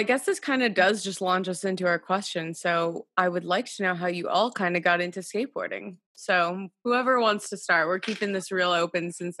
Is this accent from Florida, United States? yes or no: yes; Miami, Florida, United States; now in Brooklyn, United States; I am from Miami, Florida. So nice. I've been in Brooklyn.